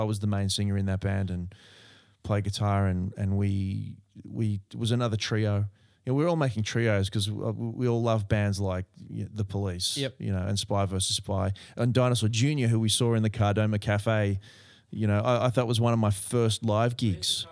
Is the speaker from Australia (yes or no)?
yes; Berkeley Vale, New South Wales, Australia; where I grew up in Berkeley Vale